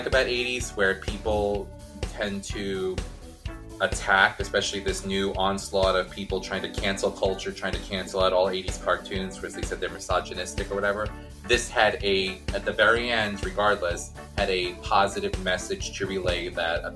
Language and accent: English; New York, United States; I'm from New York